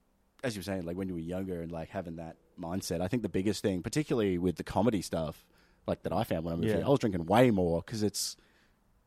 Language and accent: English; Benalla, Victoria, Australia; man, literally growing up in Benalla, the only reason I ended up going into IT was because people were suggesting it to me.